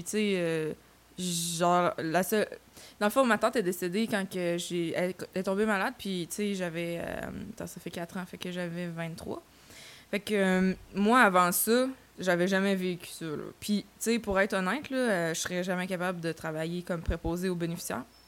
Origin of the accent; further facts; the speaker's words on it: Saint-Hubert, Quebec, Canada; je viens euh, de Saint-Hubert. J'ai fait euh, mes études secondaires à Monseigneur Parent